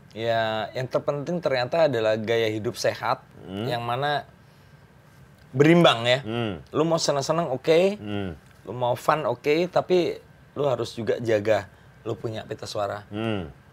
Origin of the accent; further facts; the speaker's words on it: Madiun, East Java, Indonesia; aku lahir di Madiun oh lahir di Madiun sampai kelas matesi di Madiun